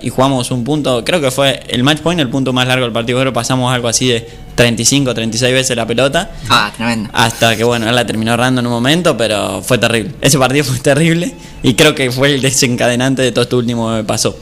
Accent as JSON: {"language": "Spanish", "country": "Argentina", "said": "somos argentinos"}